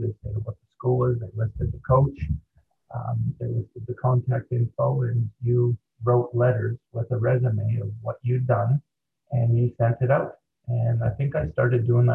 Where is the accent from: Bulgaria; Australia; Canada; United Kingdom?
Canada; moved away as an adult; also born or lived in Denver; as a Canadian